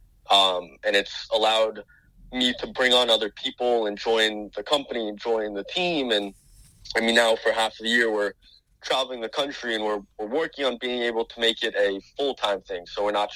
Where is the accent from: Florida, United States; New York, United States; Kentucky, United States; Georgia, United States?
Florida, United States; North Miami; I grew up in North Miami, Florida, pretty much as south of Florida as you can get